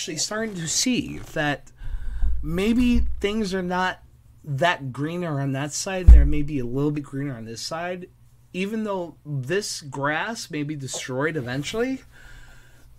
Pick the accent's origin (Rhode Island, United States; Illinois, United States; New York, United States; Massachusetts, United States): New York, United States; New York City